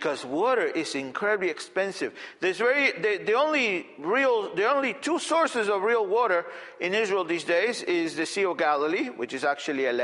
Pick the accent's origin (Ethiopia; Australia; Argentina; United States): Argentina; moved away; I grew up in Argentina